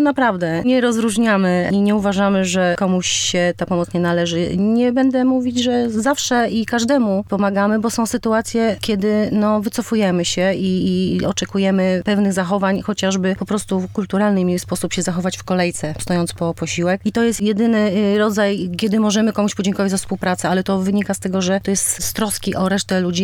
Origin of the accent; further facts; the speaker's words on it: Warsaw, Masovian Voivodeship, Poland; jesteśmy z Pragi